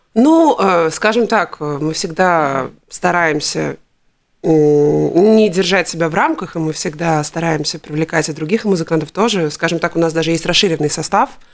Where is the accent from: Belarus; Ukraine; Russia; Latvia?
Latvia; Riga; я все детство прожила на Дзырнову